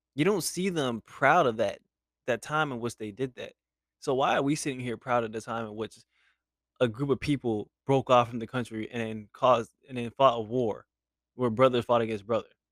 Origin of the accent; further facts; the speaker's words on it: United States; as an American